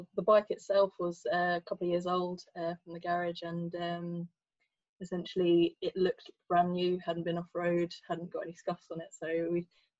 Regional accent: Brighton, South East England, United Kingdom; moved away as an adult; now in London, United Kingdom; I'm about to turn 31. I'm from Brighton originally, moved up to London about 10 years ago.

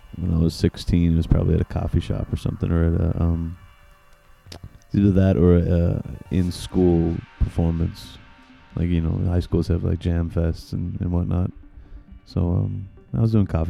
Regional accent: Minneapolis, Minnesota, United States; now in Chicago, United States; Minneapolis, my hometown

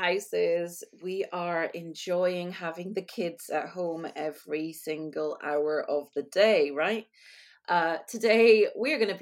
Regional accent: United Kingdom; I am British.

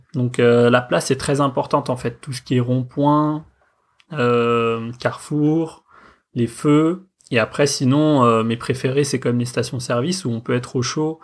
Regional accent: Paris, Île-de-France, France; j'habite à Paris, je suis né à Paris, euh, j'ai toujours vécu

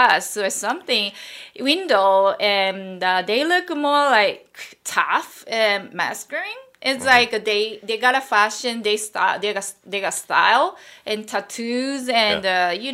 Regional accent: Japan; moved away as an adult; now in New York, United States; And I'm Japanese. I'm from Japan.

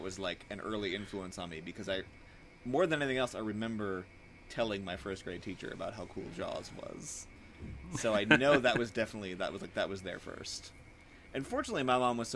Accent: Bottineau, North Dakota, United States; born or raised there; also born or lived in Fargo, North Dakota

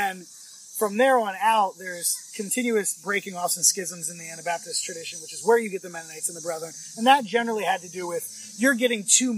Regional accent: Virginia, United States; born there; Where were you born? Virginia, in the United States.

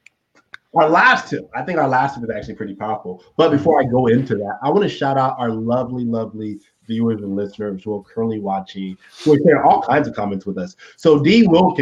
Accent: Texas, United States; I grew up in Texas

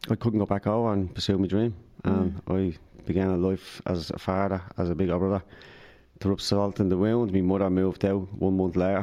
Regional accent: Dublin, Leinster, Ireland; I grew up in Dardale, in the north side of Dublin

